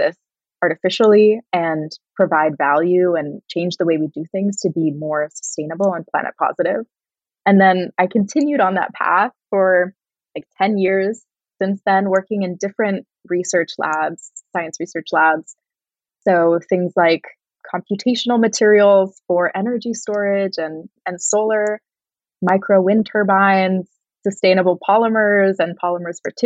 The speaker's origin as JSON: {"language": "English", "region": "Northern California", "country": "United States", "tie": "born or raised there", "said": "I grew up in Northern California, surrounded by a lot of nature"}